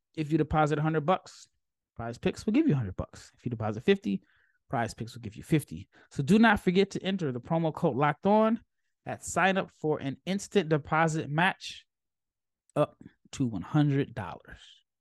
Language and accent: English; Omaha, Nebraska, United States; I'm from Omaha, I'm a Creighton guy